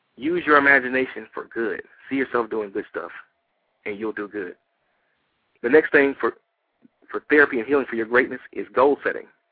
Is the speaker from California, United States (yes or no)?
no; Detroit, Michigan, United States; now in Atlanta, United States; I'm originally from Detroit